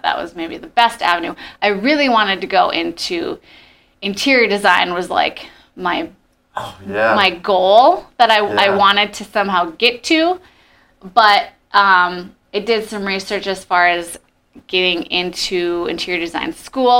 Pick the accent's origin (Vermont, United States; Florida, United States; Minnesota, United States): Minnesota, United States; East Grand Forks; I grew up in East Grand Forks, Minnesota. So haven't moved too far